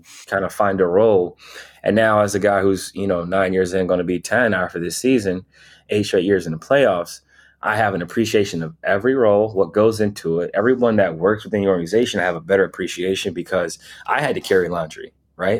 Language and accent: English; Canton, Ohio, United States; moved away; growing up in Ohio, Canton, Ohio specifically